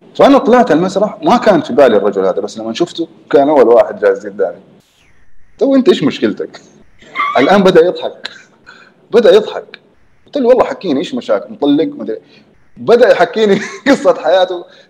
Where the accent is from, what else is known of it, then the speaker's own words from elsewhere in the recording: Jeddah, Makkah Province, Saudi Arabia; also born or lived in Canada; انا من جده